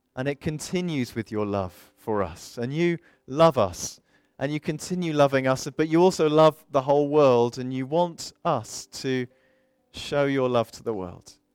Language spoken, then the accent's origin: English; South of England, United Kingdom; also born or lived in Midlands; I am an English bloke from the south of England, though I've been to the southwest and I've been up to the Midlands a bit and I'm back down here again.